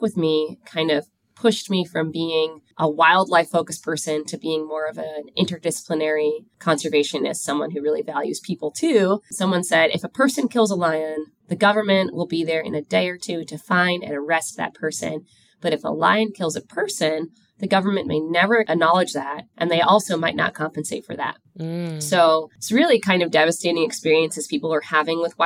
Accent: New York City, New York, United States; I grew up in Queens, New York

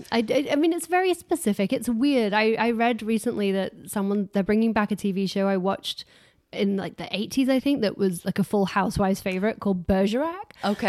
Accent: Harworth, East Midlands, United Kingdom; moved away; also born or lived in South Yorkshire; So I grew up in Harworth

